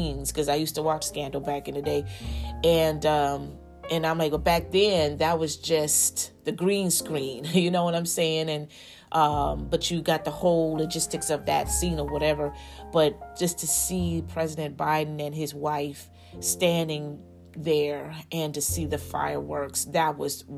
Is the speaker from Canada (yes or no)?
no; United States; we as the American people